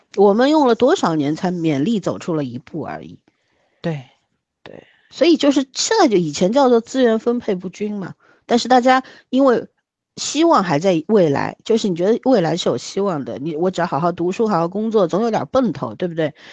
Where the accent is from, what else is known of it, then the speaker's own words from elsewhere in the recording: China; 我是中国人，这是我的国家